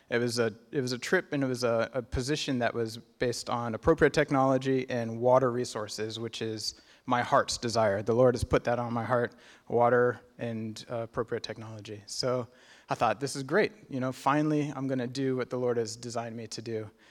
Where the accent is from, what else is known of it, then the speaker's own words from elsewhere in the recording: Kenya; My, my folks were missionaries. I was born and raised in Kenya.